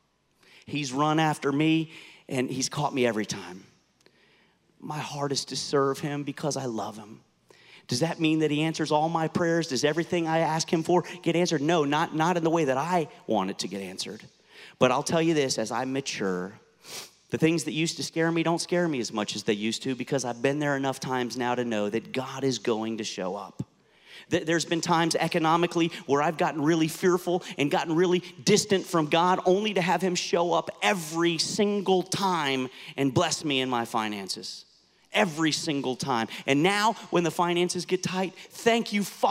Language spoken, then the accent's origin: English; Fort Lauderdale, Florida, United States; I was raised in Fort Lauderdale